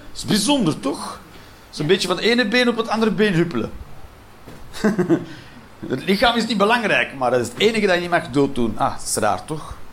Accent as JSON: {"language": "Dutch", "country": "Belgium", "said": "elke Belg"}